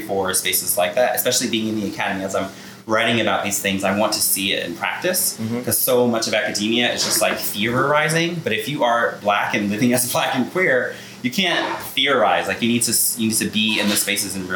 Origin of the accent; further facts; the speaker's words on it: Glastonbury, Connecticut, United States; I'm from Glastonbury, Connecticut